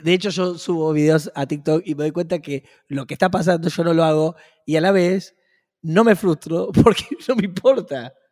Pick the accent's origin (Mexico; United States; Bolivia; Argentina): Argentina; mi país, en la Argentina